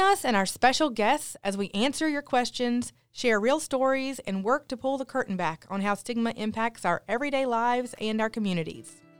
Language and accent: English; Newport, Tennessee, United States; I grew up in Newport, Tennessee, and all of my cousins were within walking distance of my grandmother's house